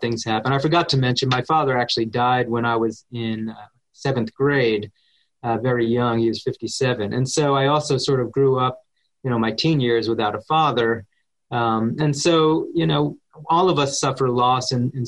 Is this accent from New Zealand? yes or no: no; New Jersey, United States; I grew up in New Jersey.